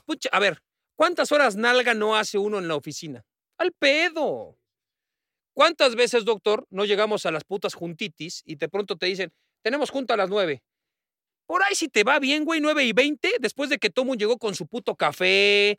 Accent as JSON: {"language": "Spanish", "region": "Mexico City", "country": "Mexico", "said": "cómo somos los del DF, ¿no? Los que vivimos en la Ciudad de México"}